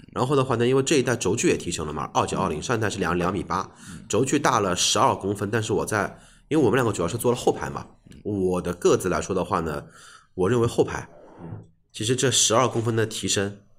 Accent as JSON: {"language": "Chinese", "country": "China", "said": "我们中国人"}